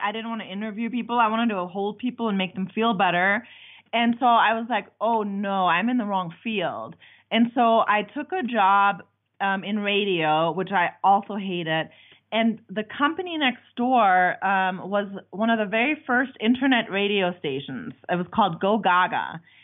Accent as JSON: {"language": "English", "country": "Germany", "moved": "yes", "lives_now": "United States", "said": "I'm from Germany. I've been in America for a very long time."}